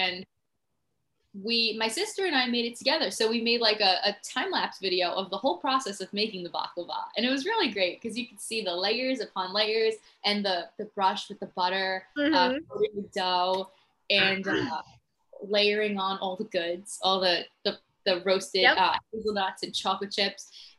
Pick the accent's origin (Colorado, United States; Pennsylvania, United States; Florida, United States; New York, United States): New York, United States; New York City; I'm from New York City